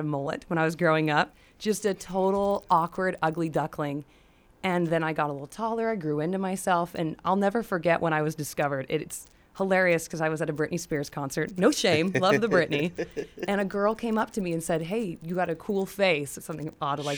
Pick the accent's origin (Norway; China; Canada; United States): United States; I scream American.